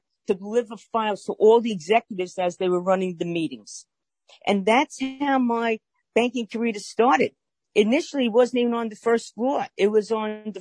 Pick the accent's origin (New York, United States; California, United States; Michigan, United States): New York, United States; New York City; if you can't tell by my accent, I'm from Brooklyn, New York, born and bred, still reside in Brooklyn